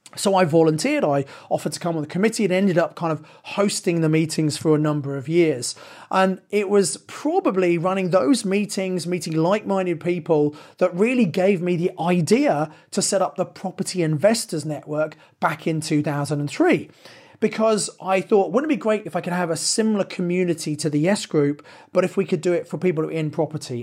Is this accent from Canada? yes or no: no; Sevenoaks, South East England, United Kingdom; I come from Seven Oaks in Kent. It's a bit of a quiet, sleepy commuter town.